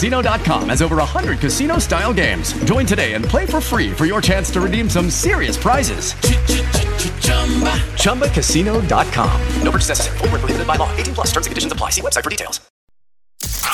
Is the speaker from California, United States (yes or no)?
no; Long Island, New York, United States; when I was a kid growing up in New York